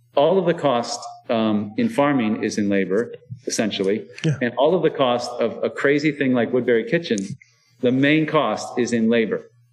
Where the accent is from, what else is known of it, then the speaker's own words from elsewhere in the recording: Iowa, United States; now in Baltimore, United States; I was born in Iowa